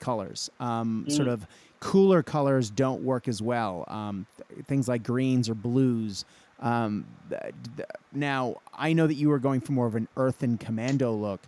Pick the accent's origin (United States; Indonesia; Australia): Australia; being an Aussie